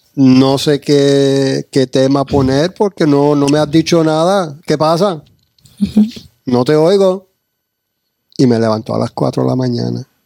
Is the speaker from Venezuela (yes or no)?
no; United States; also born or lived in New York / New Jersey; yo me crié en New Jersey, y Nueva York y ese era el ambiente